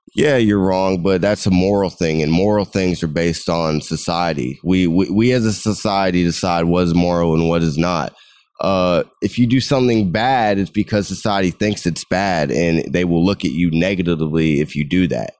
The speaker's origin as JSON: {"language": "English", "country": "United States", "tie": "born or raised there", "said": "I was growing up in America"}